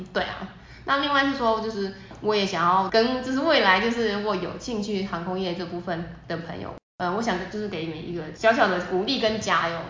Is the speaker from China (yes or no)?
no; Taiwan; 我们台湾人